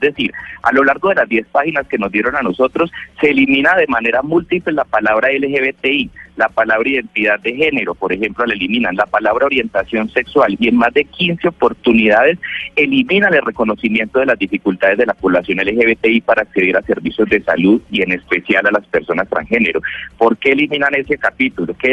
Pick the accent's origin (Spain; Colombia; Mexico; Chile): Colombia; que aquí estamos hablando simplemente de equidad y de acceso a igualdad de oportunidades como colombianos.